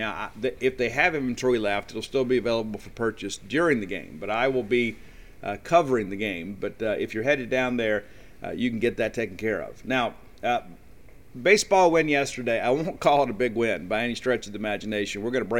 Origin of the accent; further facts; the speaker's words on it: Columbia, Mississippi, United States; moved away; I was in my hometown of Columbia, Mississippi yesterday.